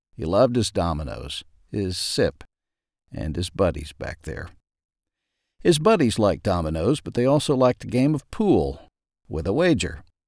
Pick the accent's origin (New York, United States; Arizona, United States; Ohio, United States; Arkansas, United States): Arkansas, United States; Ashdown; As a kid growing up in Ashdown, Arkansas